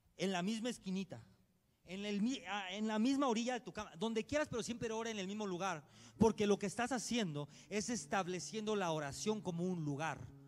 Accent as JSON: {"language": "Spanish", "country": "Mexico", "said": "Así somos los mexicanos"}